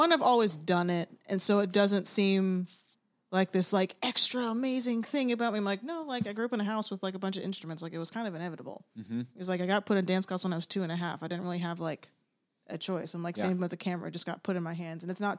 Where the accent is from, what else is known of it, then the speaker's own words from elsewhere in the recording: Atlanta, Georgia, United States; I'm from Atlanta, Georgia, born and raised.